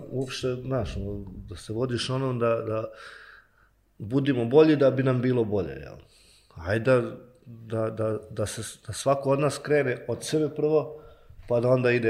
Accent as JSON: {"language": "Croatian", "town": "Banja Luka", "region": "Republika Srpska", "country": "Bosnia & Herzegovina", "tie": "born or raised there", "said": "odrastao u Novoj Varoši, odrastao po tim alejama, po tim klupama, na školskim igralištima"}